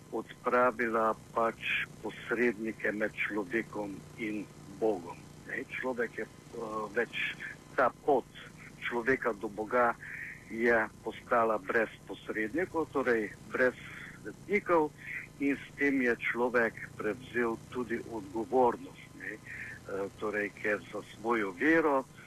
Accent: Slovenia; Slovenci smo

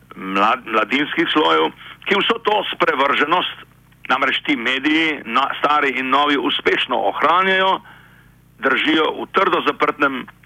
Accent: Slovenia

